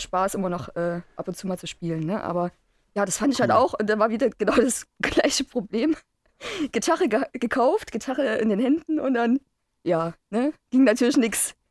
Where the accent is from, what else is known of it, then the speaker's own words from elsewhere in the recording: Chemnitz, Saxony, Germany; Ich bin am 7.12.82 geboren. Damals noch Karl-Marx-Stadt.